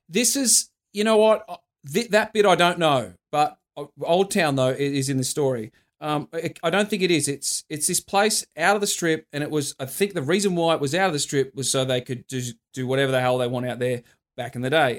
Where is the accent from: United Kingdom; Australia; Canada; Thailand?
Australia; we're from Australia.